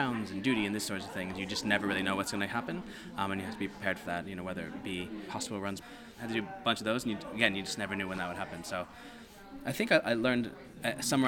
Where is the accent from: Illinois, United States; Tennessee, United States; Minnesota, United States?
Illinois, United States; Chicago; moved away as an adult; also born or lived in New York; I'm from Chicago originally